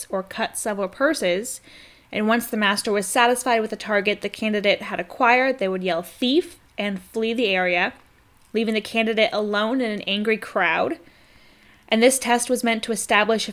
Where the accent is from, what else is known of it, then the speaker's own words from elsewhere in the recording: United States; I'm American